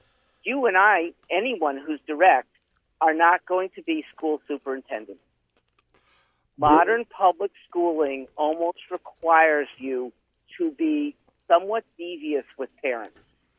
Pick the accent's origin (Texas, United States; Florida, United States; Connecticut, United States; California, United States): Connecticut, United States; West Hartford; West Hartford, Connecticut.